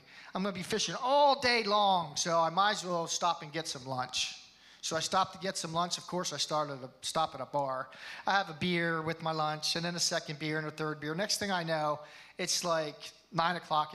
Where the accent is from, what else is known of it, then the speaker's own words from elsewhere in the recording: Hershey, Pennsylvania, United States; I was born in Hershey, Pennsylvania. I was raised in a family that went to church